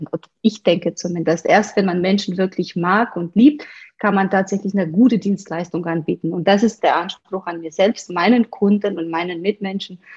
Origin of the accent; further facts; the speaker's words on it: Romania; moved away as an adult; now in Munich, Germany; ich komme aus Rumänien ursprünglich, äh, lebe schon seit fast 20 Jahren, also fast die Hälfte meines Lebens bald in Deutschland.